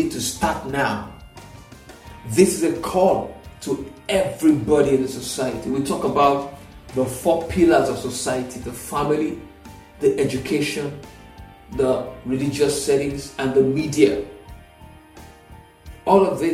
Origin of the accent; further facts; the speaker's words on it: Nigeria; Nigeria, and I use Nigeria because that's where I am. I am a Nigerian